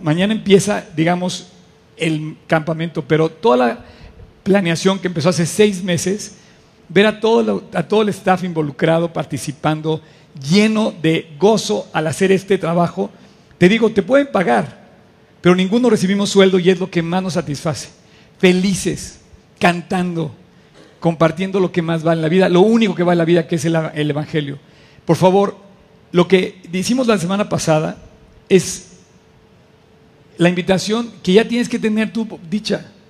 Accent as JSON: {"language": "Spanish", "country": "Mexico", "said": "como mexicanos"}